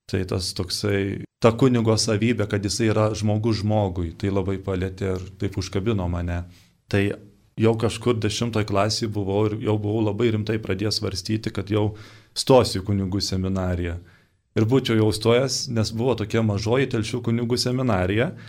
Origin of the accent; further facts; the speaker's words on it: Upyna, Tauragė County, Lithuania; Esu kilęs iš Šilalės rajono, čia toks Šilalė miestas Žemaitijoje, iš kaimiškos vietovės pavadinimu Upyna. Baigiau tenais ir mokyklėlę.